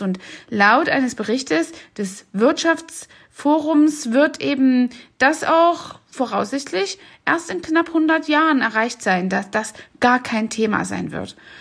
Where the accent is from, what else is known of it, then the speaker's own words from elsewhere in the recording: East Germany, Germany; ich bin selbst ja in Ostdeutschland aufgewachsen